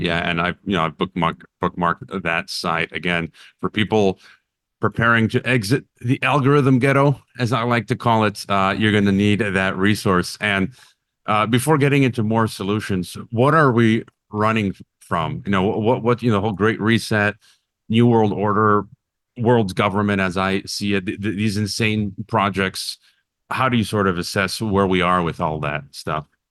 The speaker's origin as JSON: {"language": "English", "town": "Chicago", "region": "Illinois", "country": "United States", "said": "I'm from Chicago"}